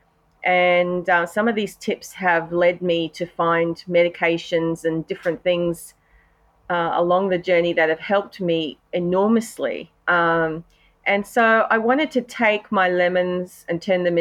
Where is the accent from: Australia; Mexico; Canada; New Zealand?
Australia; accent: Australian; I'm an Aussie, as you can hear from my accent. We live in Brisbane, Australia